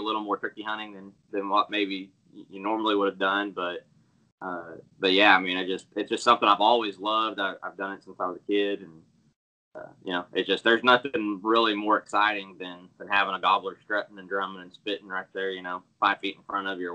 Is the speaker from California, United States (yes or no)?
no; Enid, Oklahoma, United States; moved away as an adult; also born or lived in Texas; I'm born and raised in Enid, Oklahoma, so this is home for me anyways, where I grew up